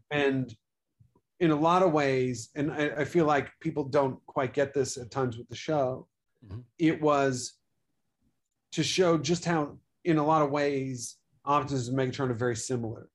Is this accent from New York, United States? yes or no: yes; New York, United States; growing up in New York